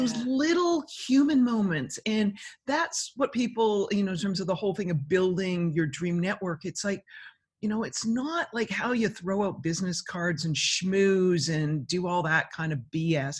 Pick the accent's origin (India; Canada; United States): Canada; being Canadian